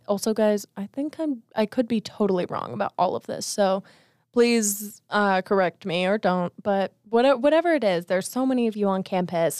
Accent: Las Vegas, Nevada, United States; moved away as an adult; I'm from Vegas

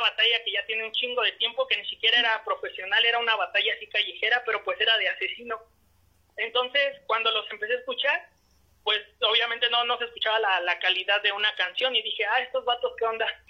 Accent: Toluca, State of Mexico, Mexico; yo soy del estado de México este de la ciudad de Toluca

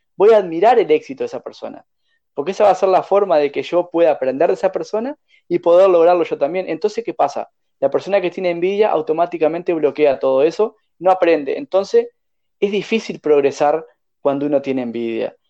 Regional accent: Uruguay; moved away as an adult; also born or lived in Chile; pensaban que yo era uruguayo, soy uruguayo

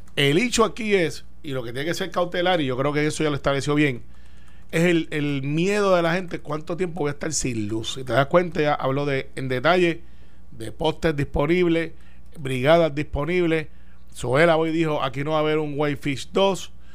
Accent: Puerto Rico; como muchos puertorriqueños

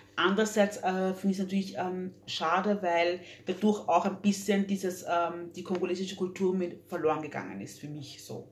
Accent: Vienna, Austria; also born or lived in Democratic Republic of the Congo / London; ich bin mit drei gezogen. von der Demokratischen Republik mit meinen Eltern her, her also geflohen und dann hier haben wir uns hier angesiedelt. Ähm, für mich ist äh, Wien meine Heimat

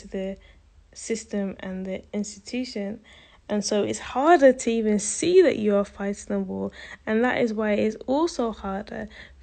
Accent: United Kingdom; I identify as a British Caribbean because I am part of the Caribbean diaspora.

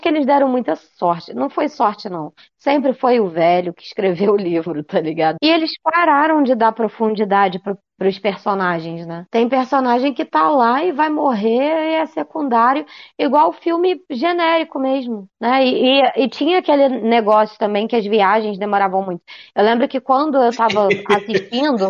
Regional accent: Brazil; eu sou brasileira

